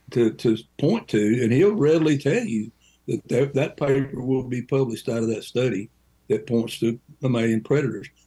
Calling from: Brookville, Ohio, United States; from Brookville, Ohio.

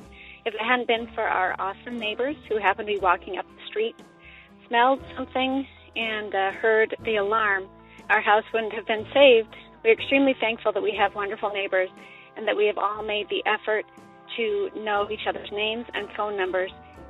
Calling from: Portland, Oregon, United States; I'm calling from Portland, Oregon.

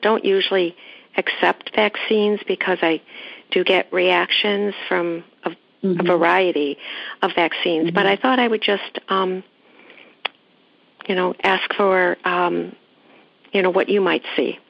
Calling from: Chicago, Illinois, United States; I'm good. I'm calling from Chicago.

